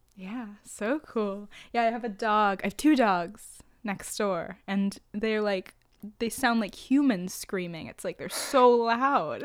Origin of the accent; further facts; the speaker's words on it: New York, United States; I'm a New Yorker